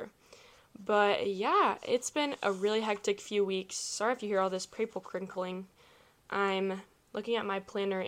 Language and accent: English; Kansas City, United States; I'm from the Kansas City area